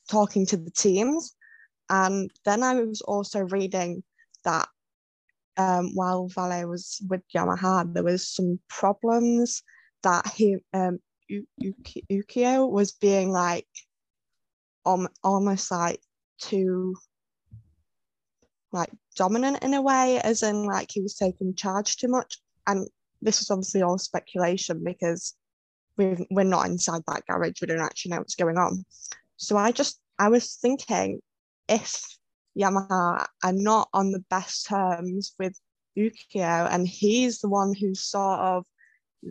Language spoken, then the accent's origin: English; United Kingdom; I'm British